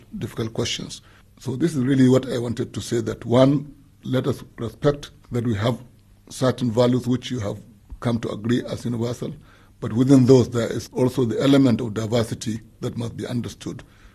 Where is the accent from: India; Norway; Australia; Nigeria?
Nigeria; a Nigerian